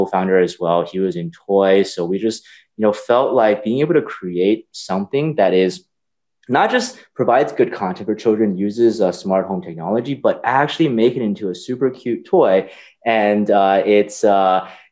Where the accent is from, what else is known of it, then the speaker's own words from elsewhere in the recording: California, United States; I grew up in California, and I always worked in technology